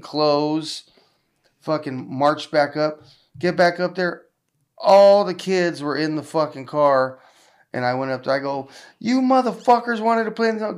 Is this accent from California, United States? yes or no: yes; Southern California, United States; I'm from Southern California